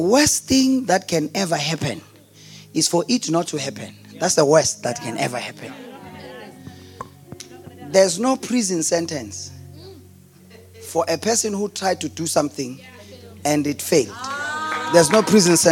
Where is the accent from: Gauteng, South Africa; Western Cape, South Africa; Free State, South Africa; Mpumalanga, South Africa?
Mpumalanga, South Africa; Delmas; I'm from Delmas. Population of less than 100,000 people. That's where I come from. That's where I was born. That's where I grew up.